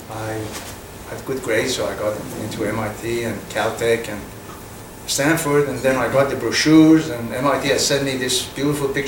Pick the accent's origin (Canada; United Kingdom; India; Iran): Iran; Mashhad, Razavi Khorasan; moved away as an adult; now in United States; I was born in Iran, in the northeastern part of the country. Uh, my father was a university professor, and we were four brothers. I was the oldest one. Uh, I went to elementary school there and uh, high school until grade 10.